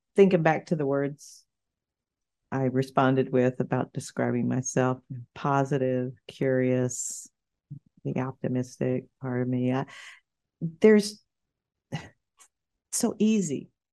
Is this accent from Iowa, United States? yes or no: no; Arkansas, United States; moved away as an adult; also born or lived in Little Rock / San Diego / Gainesville, Florida; now in Florida, United States; We're both from Arkansas